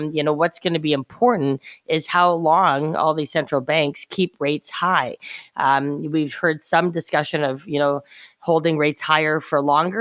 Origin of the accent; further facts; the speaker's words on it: Canada; as a Canadian